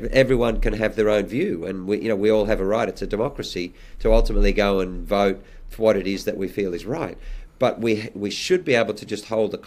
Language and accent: English; Australia; my lifetime as an Australian